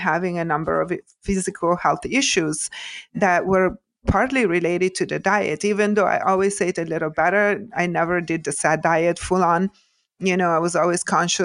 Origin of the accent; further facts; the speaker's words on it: Italy; moved away as an adult; now in United States; I was born and raised in Italy and grew up, kind of old school